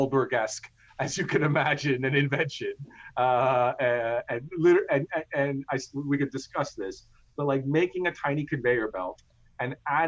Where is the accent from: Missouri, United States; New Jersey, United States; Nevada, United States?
New Jersey, United States; also born or lived in Coonoor, India / Chennai, India; I grew up in the great state of New Jersey